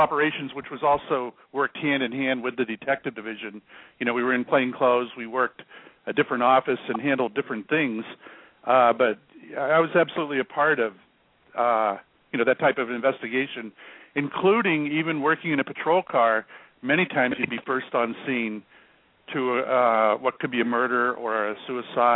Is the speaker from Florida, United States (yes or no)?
yes; Florida, United States; moved away as an adult; also born or lived in Salem, Massachusetts; I was born in Florida. However, the military took me to the Boston area. And of all places, I ended up in Salem, Massachusetts.